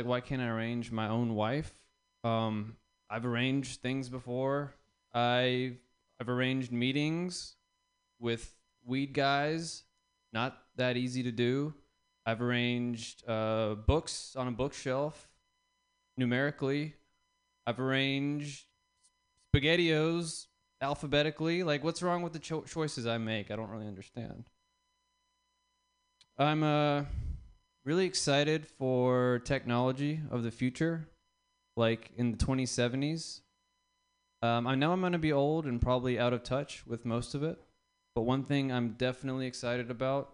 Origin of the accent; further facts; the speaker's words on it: the South, United States; I'm from the South. I was raised in the South. as a brown man